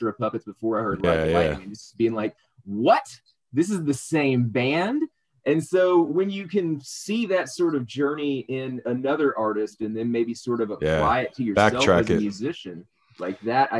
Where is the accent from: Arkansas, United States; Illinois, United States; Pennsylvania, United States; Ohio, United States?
Arkansas, United States; South; I grew up in South Arkansas, like right next to the Louisiana border, tiny town